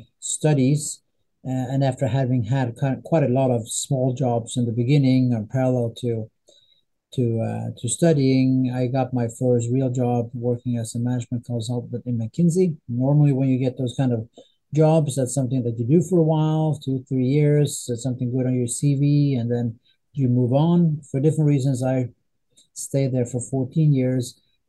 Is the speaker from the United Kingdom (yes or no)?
no; northern Sweden, Sweden; English is a second language; Anyway, I am from Sweden. I'm from a relatively small town in northern Sweden. That's my background.